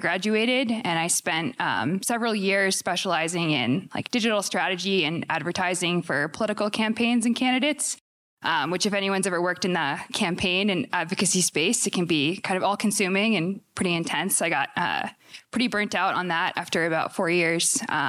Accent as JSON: {"language": "English", "region": "Massachusetts", "country": "United States", "moved": "as an adult", "lives_now": "Oregon, United States", "said": "I'm originally from Massachusetts. I've been in Oregon for about 9 years. I went to college in Portland"}